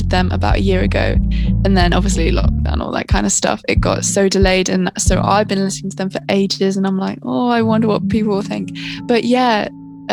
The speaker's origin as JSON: {"language": "English", "area": "Hertfordshire", "region": "East of England", "country": "United Kingdom", "said": "I'm from Hertfordshire, which is just north outside of London"}